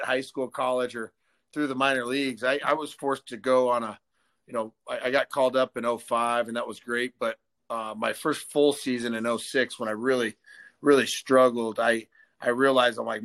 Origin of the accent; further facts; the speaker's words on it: Arizona, United States; also born or lived in California; we moved back to Arizona. I'm born there, but we moved back from California when I was seven. So I went to high school at Canyondale Oral High School